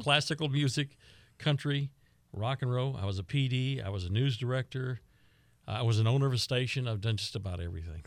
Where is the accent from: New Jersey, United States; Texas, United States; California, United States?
Texas, United States; Lockhart; I'm from Lockhart.